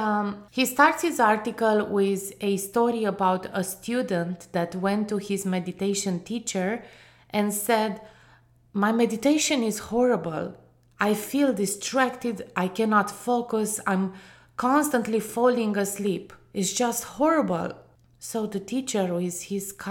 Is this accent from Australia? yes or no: no; Romania; growing up in Romania, a country that for over 45 years was under a communist regime